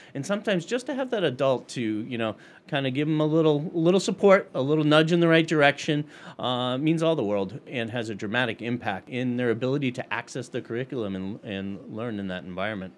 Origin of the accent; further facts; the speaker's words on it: Middlefield, Massachusetts, United States; I was twelve miles from school growing up in Middlefield, Mass.